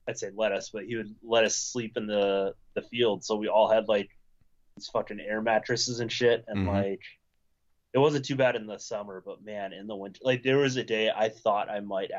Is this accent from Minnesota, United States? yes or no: yes; Minnesota, United States; also born or lived in Wisconsin; I was born in Wisconsin, but like my high school and formative years, I'd say were Minnesota